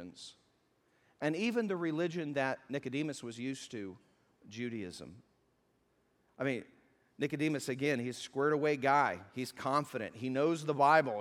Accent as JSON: {"language": "English", "region": "the South", "country": "United States", "said": "I'm from the South"}